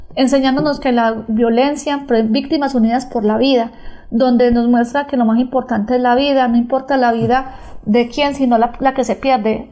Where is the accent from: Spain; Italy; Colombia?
Colombia; Granada, Antioquia; de nuestra Antioquia, de nuestra Granada, de nuestro oriente antioqueño